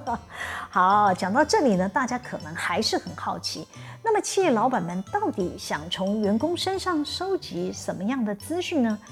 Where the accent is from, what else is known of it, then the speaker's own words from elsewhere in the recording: Taiwan; 像我们台湾人是不会诚实表达自己内心的想法